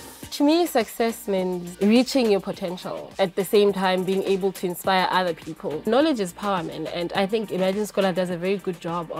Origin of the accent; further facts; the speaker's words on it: Nkomazi, Mpumalanga, South Africa; I was born in Lenkomazi